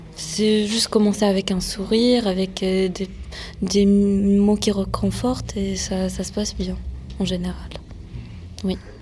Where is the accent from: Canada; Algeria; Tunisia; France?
France; vu que mes parents sont nés en Syrie, moi je suis née en France